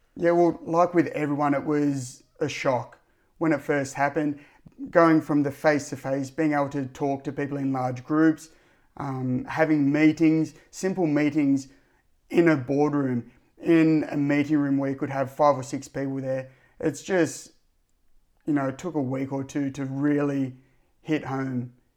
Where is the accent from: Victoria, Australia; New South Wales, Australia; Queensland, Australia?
New South Wales, Australia; Cronulla; I'm from the Cronulla district